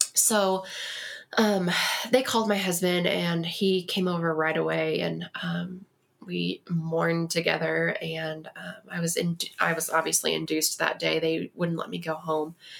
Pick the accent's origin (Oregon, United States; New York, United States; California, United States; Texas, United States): Texas, United States; moved away as an adult; now in Colorado Springs, United States; I am originally from Texas